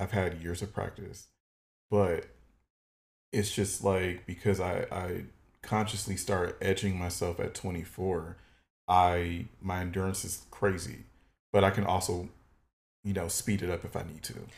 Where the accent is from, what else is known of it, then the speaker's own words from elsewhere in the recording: Detroit, Michigan, United States; moved away; I'm originally from Detroit, Michigan